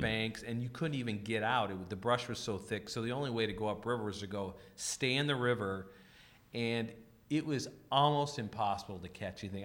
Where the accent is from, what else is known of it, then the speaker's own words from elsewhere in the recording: the West, United States; growing up in the West and sp-, spending all my learning years in the West